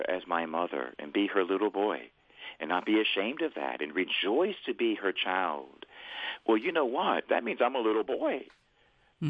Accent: Tampa, Florida, United States; I would be saying masses around my hometown in Tampa, Florida.

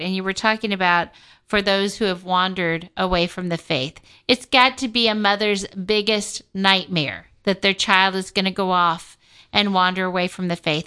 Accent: Kansas City, United States; I come from Kansas City

